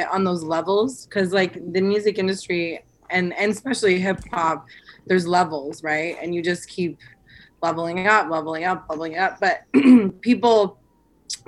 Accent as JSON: {"language": "English", "town": "Collingwood", "region": "Ontario", "country": "Canada", "lives_now": "Toronto, Canada", "said": "I'm from Collingwood"}